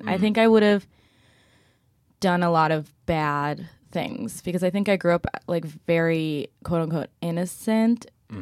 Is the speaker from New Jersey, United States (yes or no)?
yes; West Windsor, New Jersey, United States; moved away as an adult; also born or lived in Boston; now in Brooklyn, United States; I grew up in Central Jersey, so right outside of Princeton